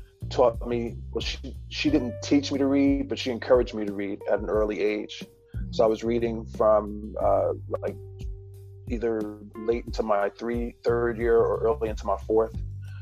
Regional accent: Newark, New Jersey, United States; also born or lived in Baltimore; now in Redondo Beach, United States; I'm from Newark, New Jersey. I lived in Baltimore for about a decade

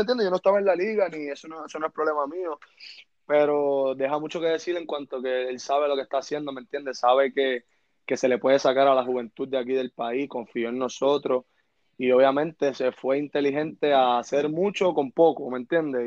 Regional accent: Carolina, Puerto Rico; also born or lived in San Juan, Puerto Rico; yo soy oriundo de Carolina, Puerto Rico

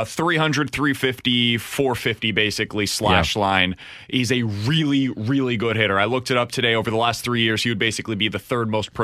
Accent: Kansas City, Missouri, United States; you know I'm from Kansas City.

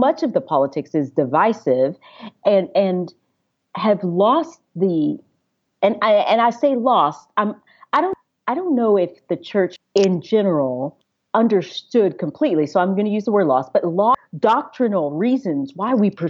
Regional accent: Knoxville, Tennessee, United States; moved away as an adult; now in Nashville, United States; I live right outside of Nashville, and I am from Knoxville

